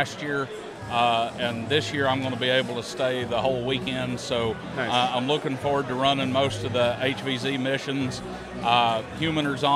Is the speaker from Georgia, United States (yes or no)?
no; Northern Tennessee, United States; I'm from Tennessee